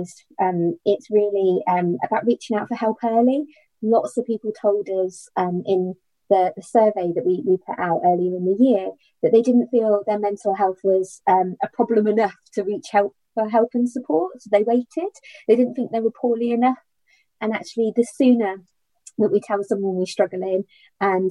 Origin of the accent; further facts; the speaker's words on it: United Kingdom; we are very British